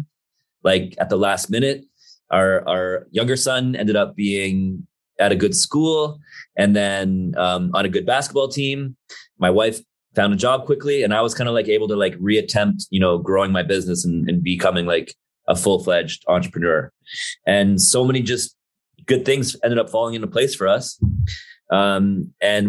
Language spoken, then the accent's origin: English; Toronto, Ontario, Canada; moved away as an adult; now in Vancouver, Canada; I grew up in Toronto for 35 plus years.